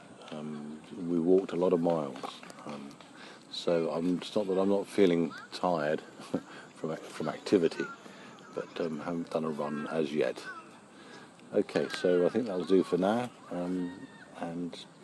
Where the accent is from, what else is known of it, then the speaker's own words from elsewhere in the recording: United Kingdom; as a Brit